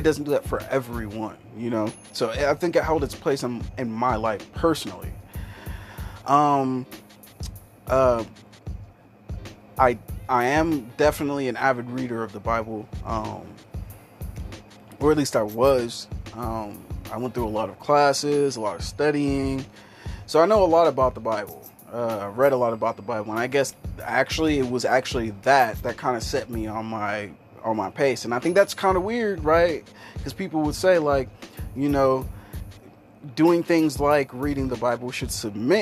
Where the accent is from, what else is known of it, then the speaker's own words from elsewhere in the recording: Kansas, United States; I'm a guy from Kansas, and usually when you come from Kansas, you have some sort of tie to Christianity.